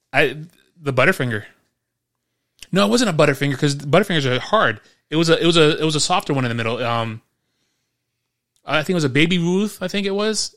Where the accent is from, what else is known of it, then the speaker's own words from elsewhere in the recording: New York City, New York, United States; I grew up in New York City where everything's concrete